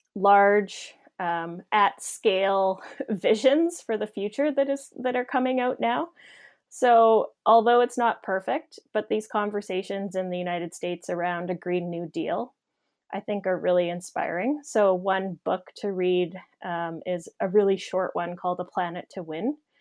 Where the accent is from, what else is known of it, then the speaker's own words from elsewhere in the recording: Saskatchewan, Canada; also born or lived in Ontario; I grew up in Saskatchewan, but I had done my graduate work in Ontario.